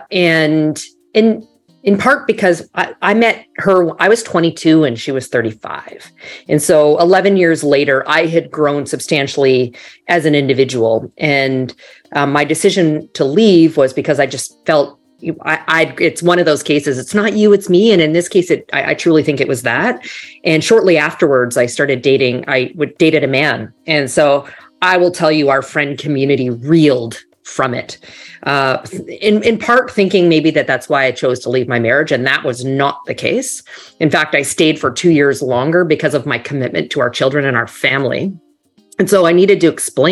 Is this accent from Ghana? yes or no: no; Canada; moved away as an adult; also born or lived in Toronto / New York; now in Miami, United States; So you might hear a tiny bit of an accent. I'm actually originally from Canada.